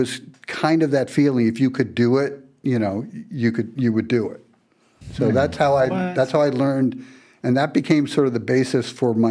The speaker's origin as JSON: {"language": "English", "town": "New York City", "region": "New York", "country": "United States", "tie": "born or raised there", "said": "I grew up in Brooklyn, you know, downtown Brooklyn"}